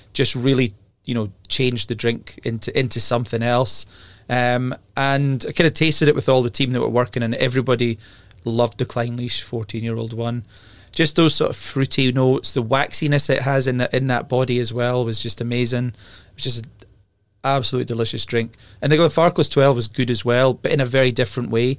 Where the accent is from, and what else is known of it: Scotland, United Kingdom; moved away as an adult; also born or lived in Edinburgh / London; now in New York, United States